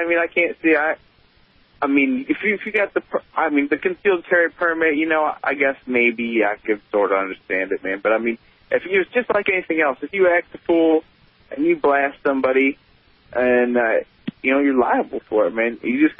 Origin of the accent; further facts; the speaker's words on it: Ohio, United States; now in Missouri, United States; I grew up in Ohio, man. I spent a lot of years back there.